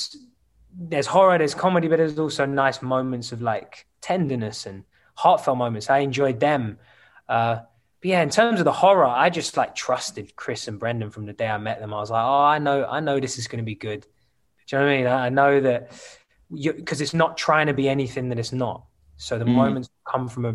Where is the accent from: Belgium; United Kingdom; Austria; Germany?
United Kingdom; London; living in London. So, you know, where I grew up